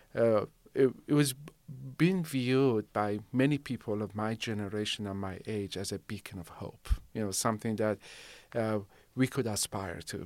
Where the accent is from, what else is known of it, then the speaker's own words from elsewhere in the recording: Shiraz, Fars, Iran; now in Rancho Cordova, United States; I grew up in Shiraz. So, uh, my elementary school, my, uh, middle and high school, it was all in Shiraz